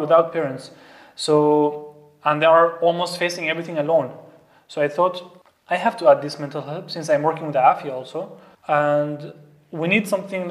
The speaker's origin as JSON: {"language": "English", "country": "Syria", "second_language": "English", "moved": "as an adult", "lives_now": "Austria", "said": "I am from Syria. Um, I came to Austria almost now, if I can count the years, maybe seven, seven years already"}